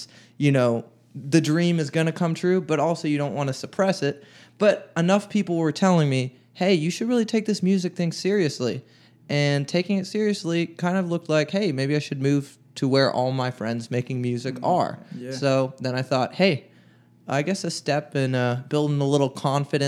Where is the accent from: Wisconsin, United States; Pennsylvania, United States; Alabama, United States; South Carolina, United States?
Pennsylvania, United States; Beaver Falls; now in Nashville, United States; I'm from the Pittsburgh area, little town called Beaver Falls